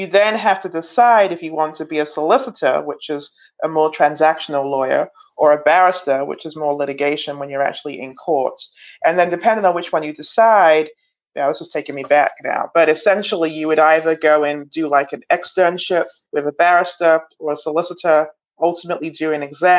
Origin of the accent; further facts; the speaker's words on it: London, United Kingdom; moved away as an adult; now in Chicago, United States; I was born in London, England, and came to Chicago in 1994